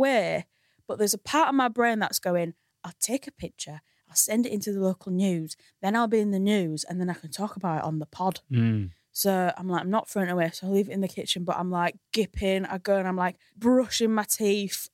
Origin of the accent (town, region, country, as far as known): Hull, Yorkshire and the Humber, United Kingdom; now in London, United Kingdom